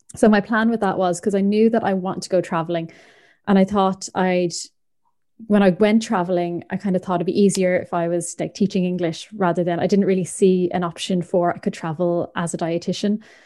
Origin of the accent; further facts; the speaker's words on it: Ireland; moved away; also born or lived in Northern Ireland; I'm from the Republic of Ireland